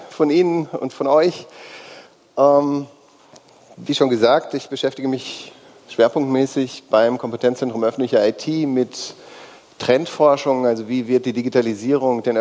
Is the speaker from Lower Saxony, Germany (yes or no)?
no; North Rhine-Westphalia, Germany; born there; Ich bin gebürtiger Nordrhein-Westfale und im Moment auch gemeldet in Nordrhein-Westfalen.